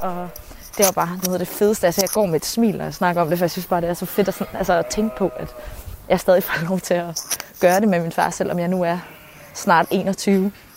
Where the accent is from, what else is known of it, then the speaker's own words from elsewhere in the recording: Fjelde, Zealand, Denmark; Så vi boede i Fjelle.